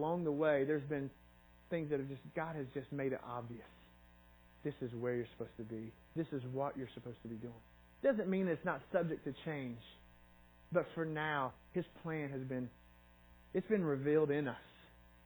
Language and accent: English; Knoxville, Tennessee, United States; also born or lived in Sparta, Tennessee / Kingsport, Tennessee; I grew up in Knoxville and went to school there